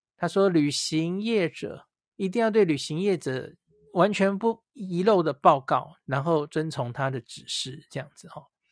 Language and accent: Chinese; Taiwan; 我们台湾人其实很清楚吧